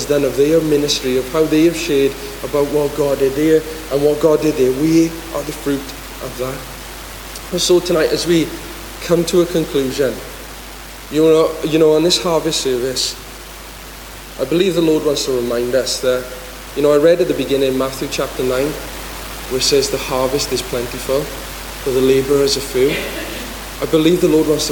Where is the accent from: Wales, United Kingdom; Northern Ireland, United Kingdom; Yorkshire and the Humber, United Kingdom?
Wales, United Kingdom; Aberaman; I'm from Aberaman